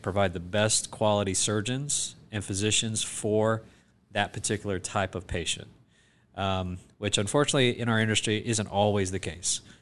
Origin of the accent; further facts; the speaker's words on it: South Georgia, United States; moved away as an adult; also born or lived in Boston, Massachusetts; I grew up in South Georgia when my father, uh, who was also a physician at the time, was recruited to be the small town doc in a little town in South Georgia